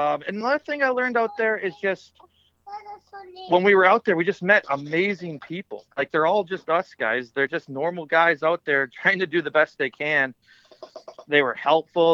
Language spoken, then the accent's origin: English; Midwest, United States; I'm from the Midwest, so we don't have a ton of trout fishing streams